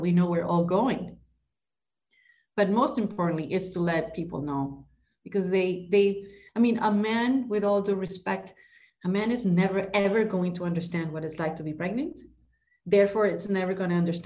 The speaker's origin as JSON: {"language": "English", "country": "Ecuador", "tie": "born or raised there", "moved": "as an adult", "lives_now": "Miami, United States", "said": "I'm Ecuadorian. I was born and raised in Ecuador"}